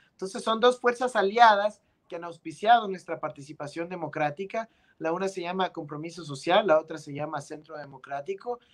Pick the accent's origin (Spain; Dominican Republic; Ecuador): Ecuador; Quito, Pichincha; Yo nací en Quito, en la ciudad de Quito, la capital de nuestro país, el Ecuador